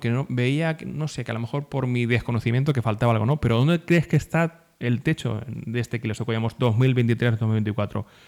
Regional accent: Socuéllamos, Castilla-La Mancha, Spain; yo soy Socoyamina de Pro

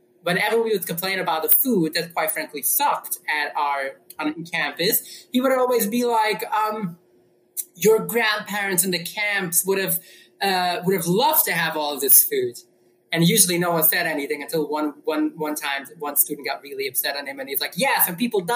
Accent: New York City, New York, United States; I grew up in New York City

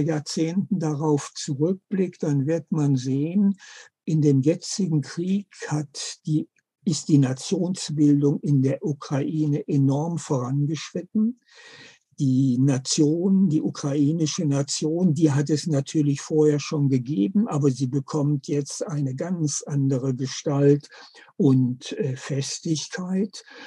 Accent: Germany; bei uns in Deutschland

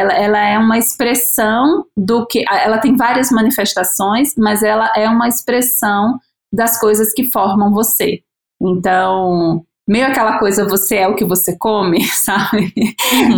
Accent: Natal, Rio Grande do Norte, Brazil; now in São Paulo, Brazil; eu sou de Natal, moro em São Paulo há oito anos

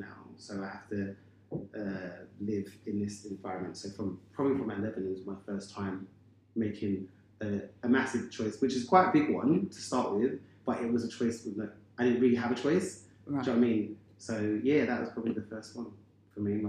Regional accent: London, United Kingdom; I have six brothers and sisters, but our family, I'm from Bermondsey

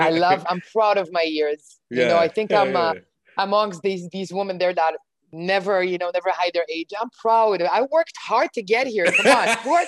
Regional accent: Jerusalem, Jerusalem District, Israel; born or raised there; English is a second language; also born or lived in Canada

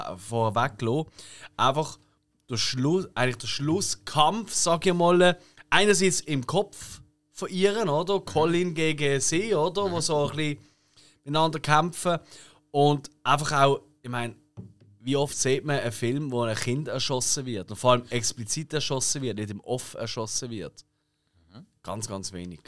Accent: Basel, Basel-Stadt, Switzerland; wir sind Basler

